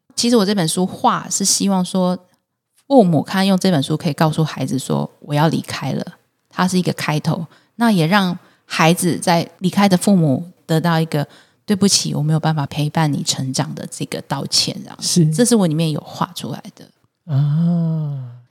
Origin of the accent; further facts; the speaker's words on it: Taiwan; 我是在眷村里面长大的孩子